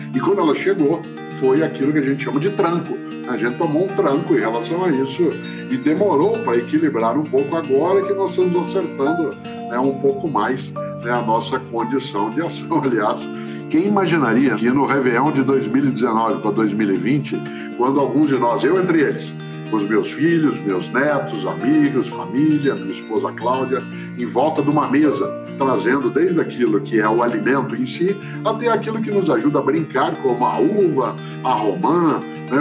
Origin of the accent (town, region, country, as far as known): Londrina, Paraná, Brazil; now in São Paulo, Brazil